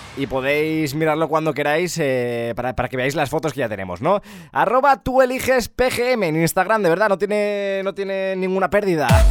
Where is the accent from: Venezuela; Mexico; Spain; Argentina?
Spain; ¿Cómo somos los españoles?